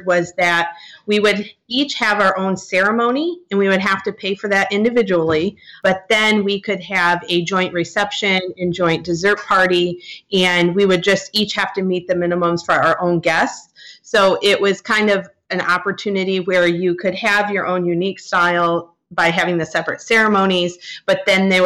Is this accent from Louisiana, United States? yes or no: no; Michigan, United States; we are from Michigan